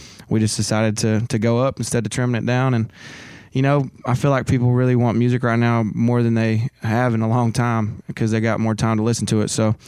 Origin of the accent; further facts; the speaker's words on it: Tennessee, United States; We both come from, you know, similar places. He's from Mississippi, I'm from Tennessee, but they're similar areas. And man, we're real proud of where we came from